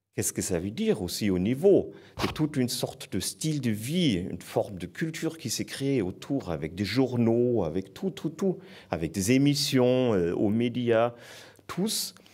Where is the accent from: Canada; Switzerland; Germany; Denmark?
Germany; Southern Germany; French is a second language; moved away as an adult; now in France; je viens de l'Allemagne c'est sud, c'est une région qui est complètement liée avec tout ce qui est industrie automobile aussi